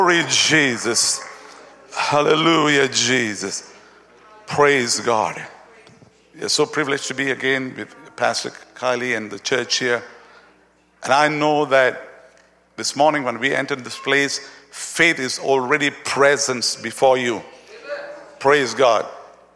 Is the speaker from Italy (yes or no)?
no; Malaysia; we are from Malaysia